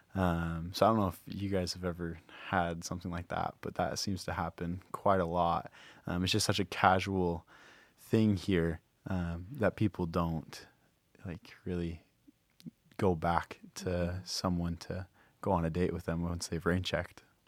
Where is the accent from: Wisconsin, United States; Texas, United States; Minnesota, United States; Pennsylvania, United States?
Minnesota, United States; Rochester; moved away as an adult; now in Hawaii, United States; I'm from Rochester, Minnesota